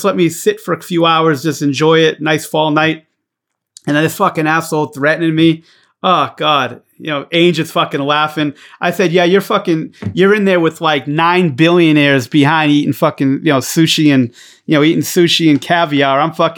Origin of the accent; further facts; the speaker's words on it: New York, United States; I'm from New York, brother, all right? I'm from New York.